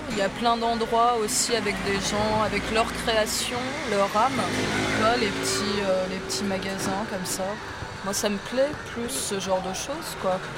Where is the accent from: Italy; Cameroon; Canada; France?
France; Nice, Provence-Alpes-Côte d'Azur; Moi, en tant que niçois, un jardin euh, de tomates, tout ça, ça sert à rien.